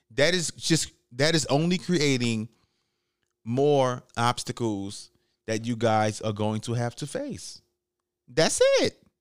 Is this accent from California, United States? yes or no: no; New York City, New York, United States; moved away; I'm from the Bronx, New York